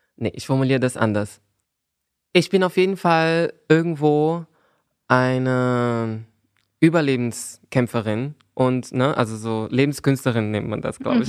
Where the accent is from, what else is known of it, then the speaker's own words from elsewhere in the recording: Brazil; German is a second language; now in Berlin, Germany; als Brasilianerin